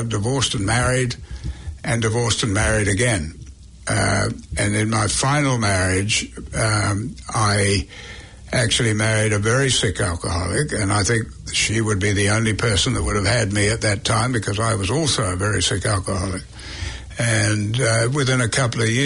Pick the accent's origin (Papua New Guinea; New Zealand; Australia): New Zealand; moved away as an adult; also born or lived in England; being a Kiwi